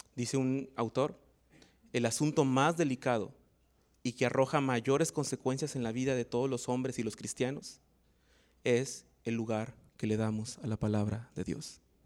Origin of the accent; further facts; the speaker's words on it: Mexico; como buenos mexicanos